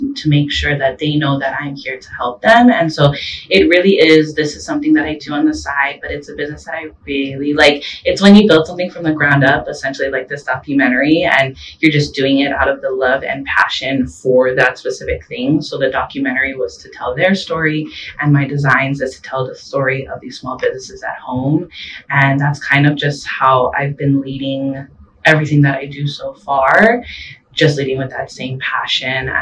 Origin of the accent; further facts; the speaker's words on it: Maui, Hawaii, United States; moved away; born and raised on Maui, leaving and trying to find my way back to Hawaii